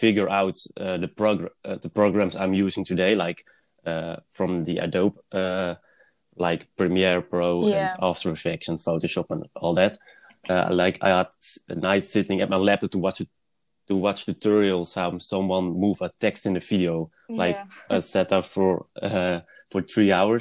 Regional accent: Netherlands; I'm a filmmaker from the Netherlands

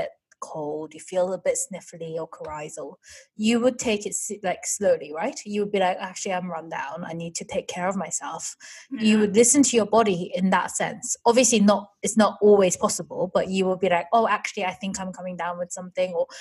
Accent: South Korea; moved away; when I was growing up in Korea

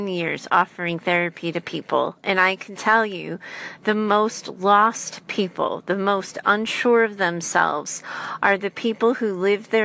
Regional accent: United States; I'm an American in the United States

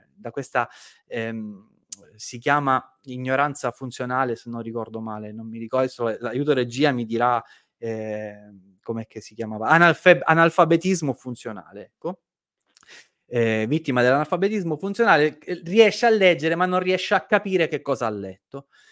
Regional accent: Sicily, Italy; Nella mia terra, in Sicilia

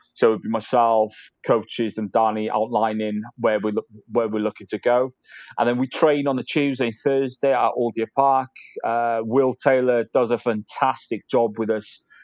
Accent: Caernarfon, Wales, United Kingdom; moved away; I'm from North Wales, so I, am from a place called Carnarvon

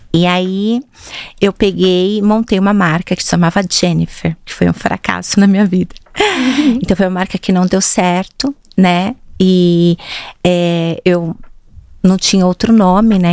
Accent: Jundiaí, São Paulo, Brazil; moved away as an adult; now in São Paulo, Brazil; Eu sou de Jundiaí

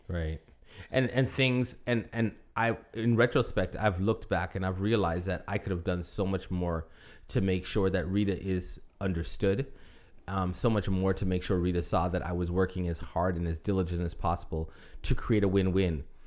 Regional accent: Toronto, Ontario, Canada; moved away as an adult; also born or lived in Buffalo, New York / Michigan; I was in Toronto. I was in ministry. I was in my hometown with my family.

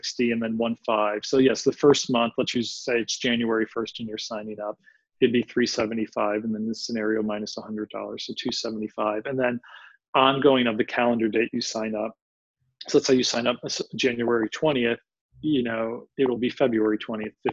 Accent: Philadelphia, Pennsylvania, United States; I'm from Philadelphia, from the city of brotherly love

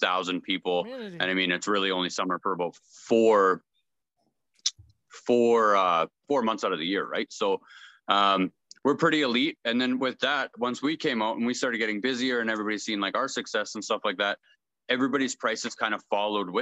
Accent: Brandon, Manitoba, Canada; I'm from Brandon, Manitoba in Canada.

